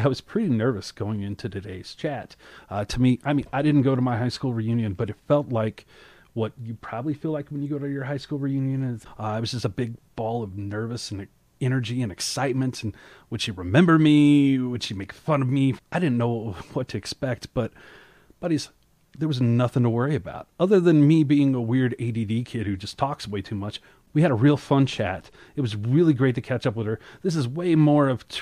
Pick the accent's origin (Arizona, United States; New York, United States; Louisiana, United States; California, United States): Louisiana, United States; Shreveport; moved away as an adult; also born or lived in Colorado Springs, Colorado; I grew up in West Louisiana